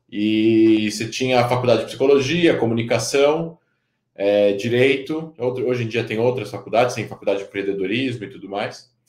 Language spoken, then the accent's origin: Portuguese; São Paulo, Brazil; moved away as an adult; now in Israel; Eu, eu nasci em São Paulo, é, neto de sobrevivente do Holocausto. É, Fui para Israel duas vezes antes de me mudar para lá